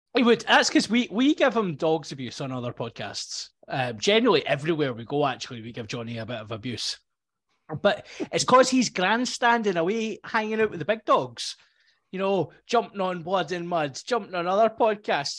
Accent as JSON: {"language": "English", "region": "Scotland", "country": "United Kingdom", "said": "being a Scottish person"}